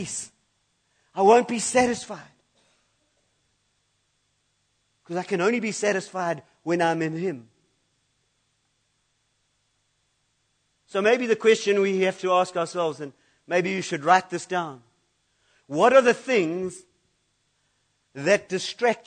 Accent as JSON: {"language": "English", "country": "United Kingdom", "said": "I'm British"}